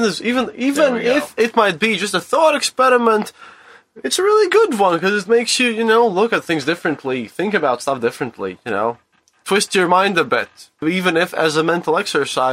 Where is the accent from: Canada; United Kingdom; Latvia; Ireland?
Latvia; Riga; from Riga, Latvia, from EU